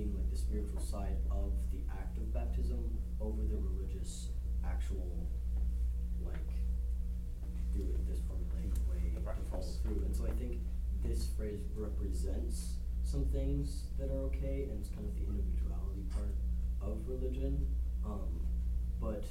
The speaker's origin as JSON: {"language": "English", "region": "South Alabama", "country": "United States", "tie": "born or raised there", "said": "being from the South and being from, you know, family, grew up in South Alabama"}